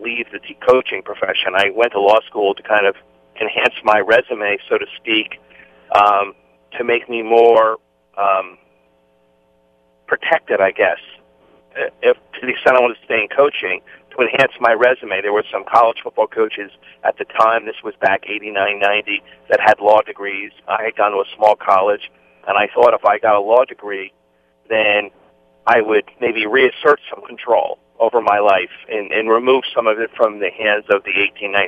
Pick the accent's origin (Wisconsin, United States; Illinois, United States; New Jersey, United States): New Jersey, United States; I grew up in New Jersey